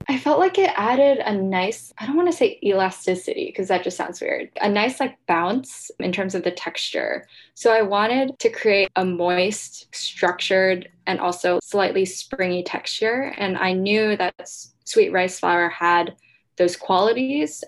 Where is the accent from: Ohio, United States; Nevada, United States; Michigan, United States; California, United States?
Ohio, United States; now in New York, United States; I grew up in Ohio, so I have kind of a network there already